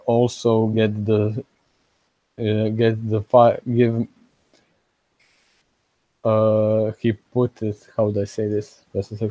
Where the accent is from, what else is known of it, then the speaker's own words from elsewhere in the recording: Osijek, Osijek-Baranja County, Croatia; here in Croatia, in Osijek, where I live, in my hometown